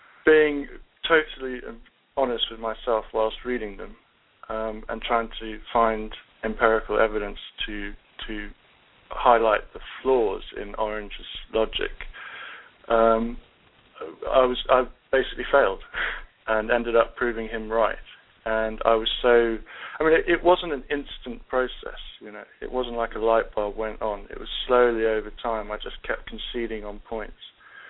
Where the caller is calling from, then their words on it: United Kingdom; I wish I was from Ohio, but it's Mike that's in Ohio, and I'm in the UK.